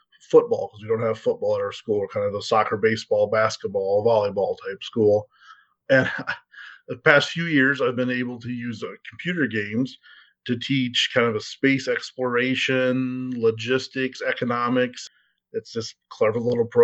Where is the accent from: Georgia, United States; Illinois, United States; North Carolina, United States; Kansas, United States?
Illinois, United States; Central; I grew up in Central Illinois